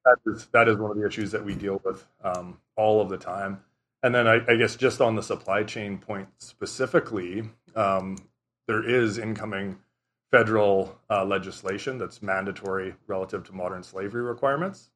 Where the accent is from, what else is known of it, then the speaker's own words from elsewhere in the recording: Southern Saskatchewan, Canada; I grew up in Southern Saskatchewan.